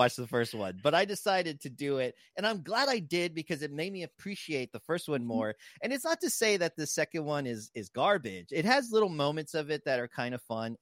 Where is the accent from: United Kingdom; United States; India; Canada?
United States; San Antonio, Texas; I was from the south side of San Antonio.